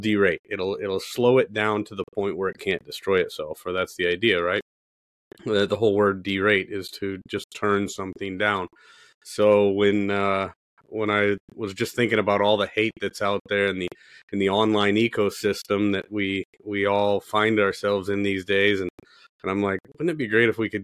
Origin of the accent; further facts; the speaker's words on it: Midwest, United States; I'm a blue collar guy from the Midwest